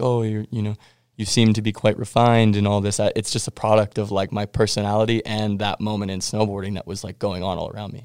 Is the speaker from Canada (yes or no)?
yes; Winnipeg, Manitoba, Canada; I'm from Winnipeg